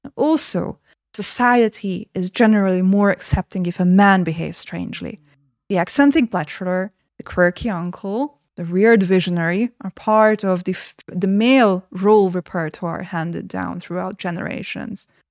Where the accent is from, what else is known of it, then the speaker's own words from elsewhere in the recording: Hungary; I got admitted to film school in my home country, Hungary